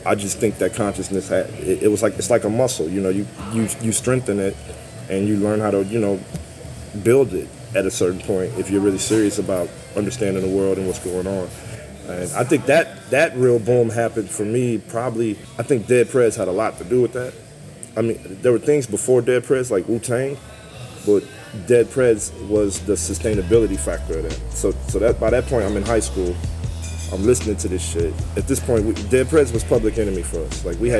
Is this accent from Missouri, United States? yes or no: yes; St. Louis, Missouri, United States; I remember being a kid and standing at the corner of Chambers and West Florissant